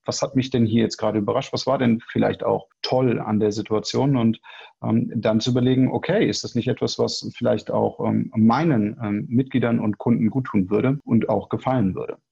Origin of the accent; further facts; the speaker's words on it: Hanover, Lower Saxony, Germany; also born or lived in Rhine-Neckar Metropolitan Region; now in Sandhausen, Germany; geboren in Hannover, wohnhaft in der schönen Metropolregion Rhein-Neckar